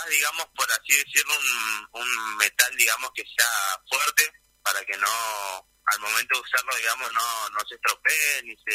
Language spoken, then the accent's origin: Spanish; Río Gallegos, Santa Cruz, Argentina; Y, sí, soy de acá, de Río Gallegos.